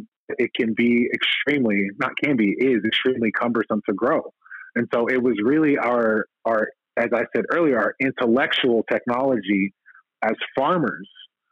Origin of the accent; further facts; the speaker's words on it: the South, United States; as a Black person growing up in the South